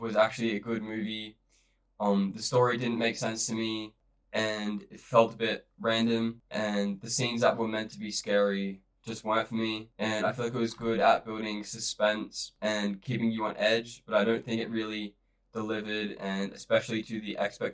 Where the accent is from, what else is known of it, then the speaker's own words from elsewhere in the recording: Australia; I'm from Australia